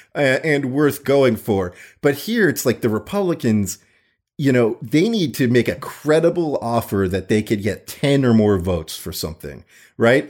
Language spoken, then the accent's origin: English; Florida, United States; I grew up in Florida